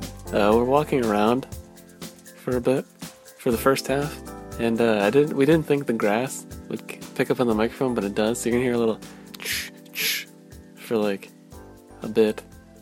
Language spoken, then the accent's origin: English; Canada; So we're drunkest and he's 19, but we're Canadian.